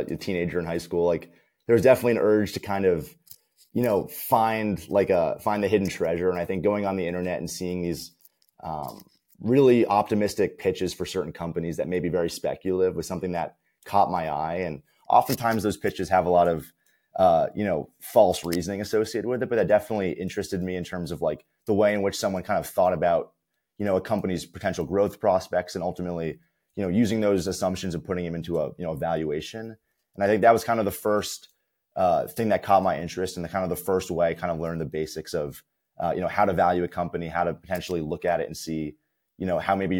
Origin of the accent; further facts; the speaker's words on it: Summit, New Jersey, United States; I'm currently from Summit, New Jersey